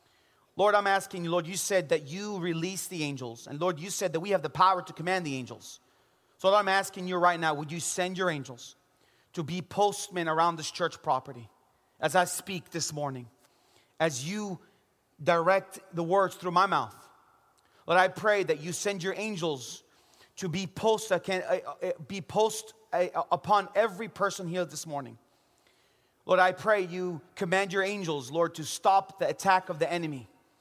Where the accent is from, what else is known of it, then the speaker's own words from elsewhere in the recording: Jerusalem, Jerusalem District, Israel; I know He's risen because I'm from Jerusalem.